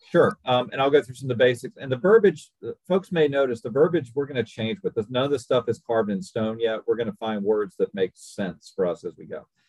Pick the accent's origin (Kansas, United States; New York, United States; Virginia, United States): Virginia, United States; moved away as an adult; also born or lived in Boise, Idaho / Louisville, Kentucky / Roanoke, Virginia; now in Chattanooga, United States; born and raised in Virginia